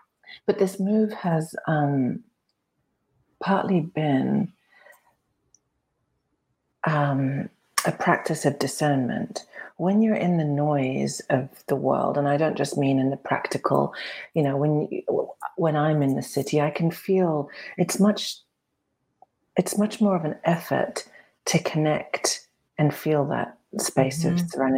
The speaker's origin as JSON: {"language": "English", "town": "Cairo", "region": "Cairo Governorate", "country": "Egypt", "tie": "born or raised there", "said": "I grew up in the Middle East, and when I was coming home from school, this is in Cairo, being dropped off in this dusty, devoid of nature place"}